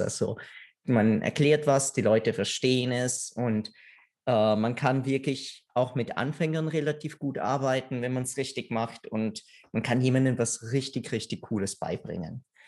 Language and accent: German; Italy; now in Austria; weil ich Italiener bin